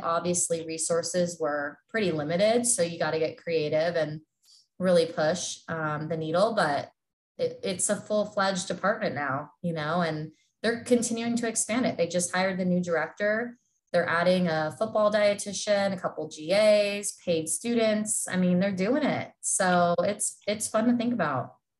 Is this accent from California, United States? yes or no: yes; Southern California, United States; moved away as an adult; now in Iowa, United States; born and raised in Southern California